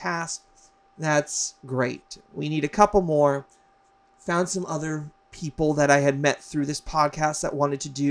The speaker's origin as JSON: {"language": "English", "region": "Hawaii", "country": "United States", "tie": "born or raised there", "also_born_or_lived": "Las Vegas, Nevada / New York", "moved": "as an adult", "said": "I moved from Hawaii, where I grew up, to Vegas to go to college, to the East Coast, to New York"}